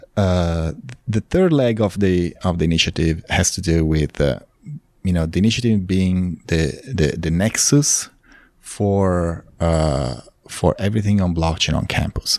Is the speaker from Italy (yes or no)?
yes; Milan, Lombardy, Italy; moved away as an adult; also born or lived in Los Angeles, United States / Texas, United States; now in Austin, United States; I was, uh, born and raised in Italy